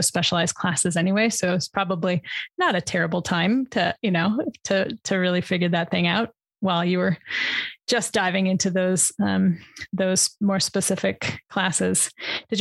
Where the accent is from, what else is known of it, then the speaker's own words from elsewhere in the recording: near Lake Michigan, Midwest, United States; grew up not very far from Lake Michigan